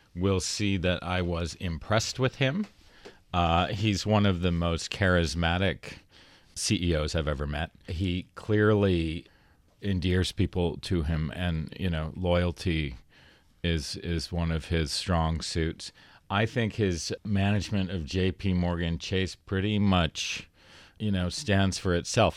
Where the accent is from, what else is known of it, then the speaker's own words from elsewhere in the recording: Toronto, Ontario, Canada; moved away; I was from Toronto